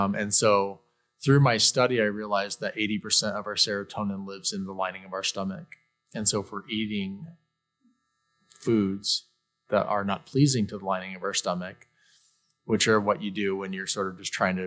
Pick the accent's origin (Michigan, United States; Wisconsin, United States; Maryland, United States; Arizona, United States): Arizona, United States; Mesa; I was born and raised in Mesa, Arizona